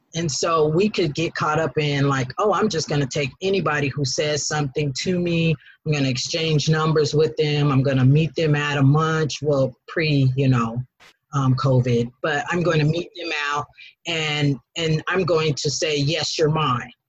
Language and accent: English; Denver, Colorado, United States; now in Atlanta, United States; I am from Denver, Colorado